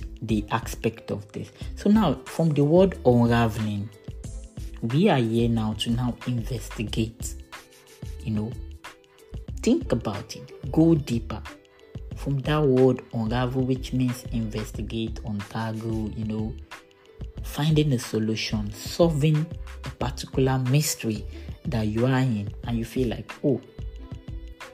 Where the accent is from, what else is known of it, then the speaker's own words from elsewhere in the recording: Ogun State, Nigeria; I'm from Nigeria. Ogun State is my state of origin. I schooled in Ogun State.